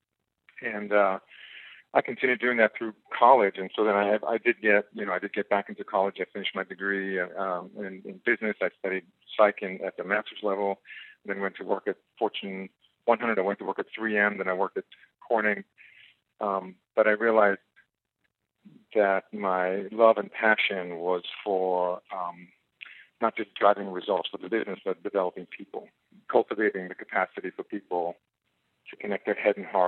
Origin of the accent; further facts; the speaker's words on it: Israel; also born or lived in South Africa; now in United States; I grew up in Israel and moved from Israel to South Africa. And from South Africa, I came to the United States